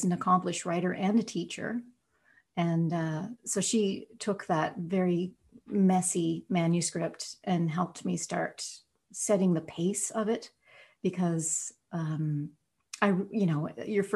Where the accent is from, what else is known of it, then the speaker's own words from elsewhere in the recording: Nova Scotia, Canada; growing up in Nova Scotia